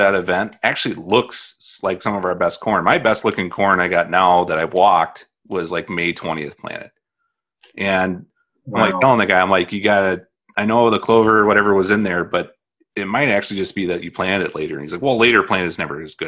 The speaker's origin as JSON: {"language": "English", "region": "Indiana", "country": "United States", "moved": "yes", "said": "I'm from Indiana"}